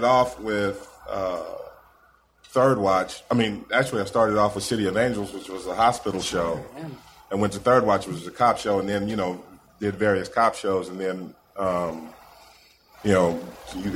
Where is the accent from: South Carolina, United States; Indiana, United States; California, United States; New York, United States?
Indiana, United States; I'm from Indiana